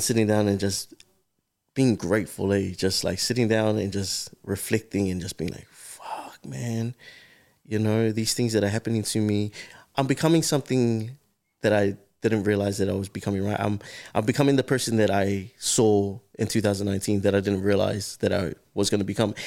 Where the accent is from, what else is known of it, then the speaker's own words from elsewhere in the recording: Auckland, New Zealand; I was raised here in South Auckland